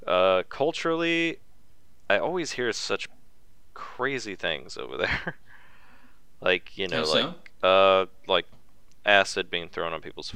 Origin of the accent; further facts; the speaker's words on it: United States; Listen, I'm American.